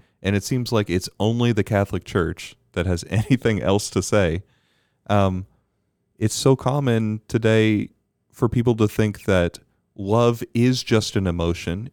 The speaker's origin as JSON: {"language": "English", "country": "Bermuda", "tie": "born or raised there", "said": "Growing up in Bermuda"}